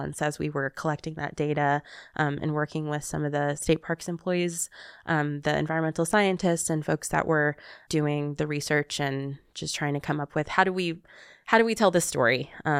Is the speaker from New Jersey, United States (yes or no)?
no; California, United States; accent: Southern California; trying not to speak in my Southern California accent